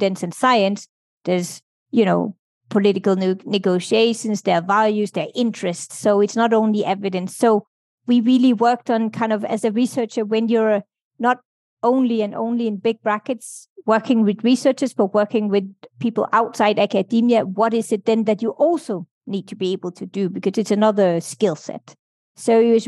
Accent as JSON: {"language": "English", "country": "Denmark", "tie": "born or raised there", "also_born_or_lived": "United Kingdom / Brussels, Belgium", "moved": "as an adult", "said": "I grew up in Denmark"}